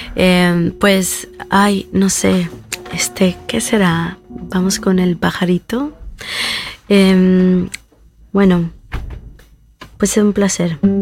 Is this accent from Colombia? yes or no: no; Veracruz, Mexico; de, Veracruz, de donde yo vengo